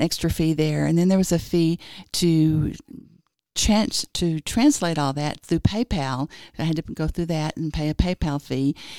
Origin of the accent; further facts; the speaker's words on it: Springtown, Texas, United States; moved away as an adult; now in Lubbock, United States; originally I'm from Fort Worth. Well, it's a little town that's, like, west of Fort Worth called Springtown